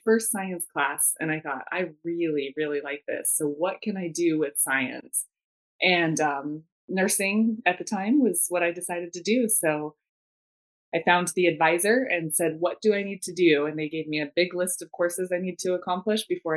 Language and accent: English; Arizona, United States; also born or lived in Washington, D.C.; born and raised in Arizona, I joined the military out of Arizona.